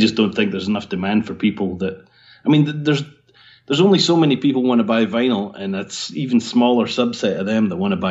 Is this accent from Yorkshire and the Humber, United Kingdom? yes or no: no; Scotland, United Kingdom; moved away as an adult; also born or lived in Portsmouth / London / Dewsbury; I grew up in Scotland, and then at the age of 18, I got hired by Catalyst Coders in Portsmouth